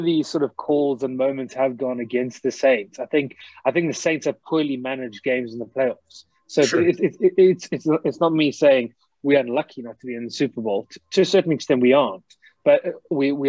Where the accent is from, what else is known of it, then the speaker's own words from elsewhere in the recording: South Africa; accent: South African; also born or lived in England; I've actually got a bit of a South African twang. So I was born in England, actually in the United Kingdom, but grew up in South Africa. So I did all my schooling